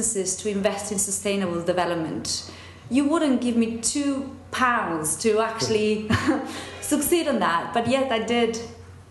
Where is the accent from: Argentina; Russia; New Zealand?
Argentina; English is a second language; moved away as an adult; now in England, United Kingdom; I was born and brought up in dictatorship in Argentina.